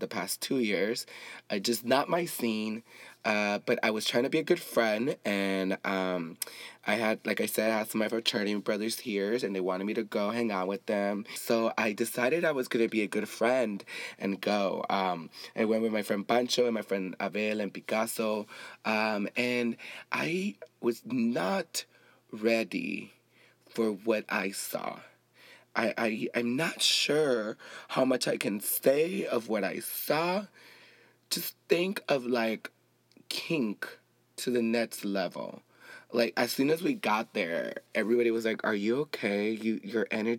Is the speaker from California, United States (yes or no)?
yes; Compton, California, United States; I grew up in Compton. I grew up with black people too.